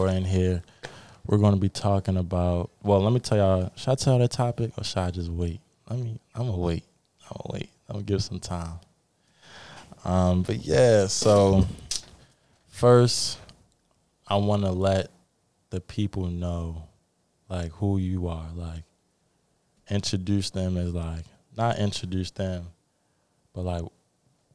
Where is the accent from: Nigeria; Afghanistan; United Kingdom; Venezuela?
Nigeria; I'm Nigerian myself.